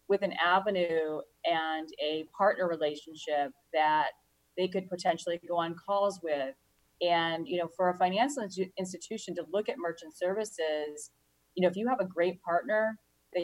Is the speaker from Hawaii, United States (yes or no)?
no; a suburb outside of Chicago, Illinois, United States; I worked in a suburb outside of Chicago, actually close to where I grew up